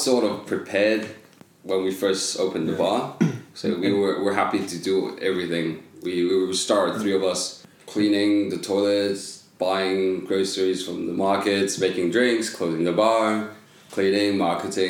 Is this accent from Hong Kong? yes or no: yes; Hong Kong; now in Guangzhou, China; I'm from Hong Kong.